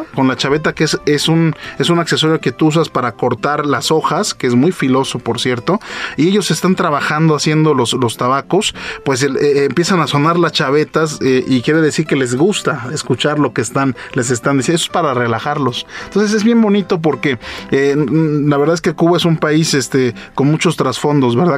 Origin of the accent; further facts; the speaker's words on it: Mexico; yo soy mexicano, soy por manager eh, de esta bodega y, soy mexicano